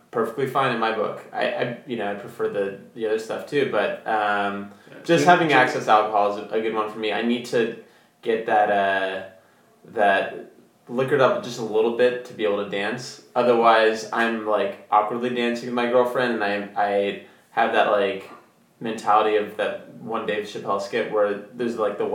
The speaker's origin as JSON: {"language": "English", "region": "São Paulo", "country": "Brazil", "tie": "born or raised there", "said": "So growing up in Brazil, I did get into soccer. Big fan of the Brazilian national team."}